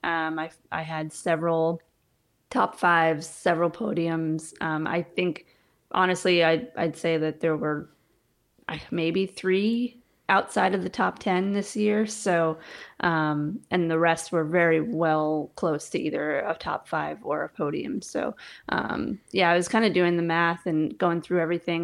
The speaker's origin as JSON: {"language": "English", "region": "New York", "country": "United States", "tie": "born or raised there", "also_born_or_lived": "Colorado", "moved": "as an adult", "lives_now": "Pensacola, Florida, United States"}